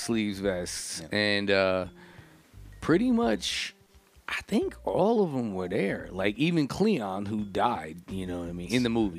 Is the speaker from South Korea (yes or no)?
no; New Jersey, United States; I grew up in Jersey.